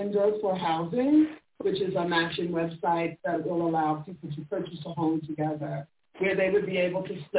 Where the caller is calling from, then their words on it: Fort Lauderdale, Florida, United States; I'm also calling from Florida, but Fort Lauderdale.